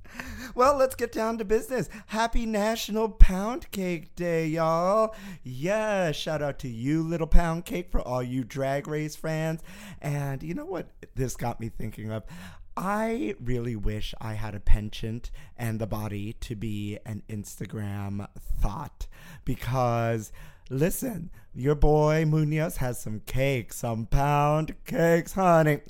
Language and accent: English; New York City, New York, United States; growing up in Brooklyn, where I did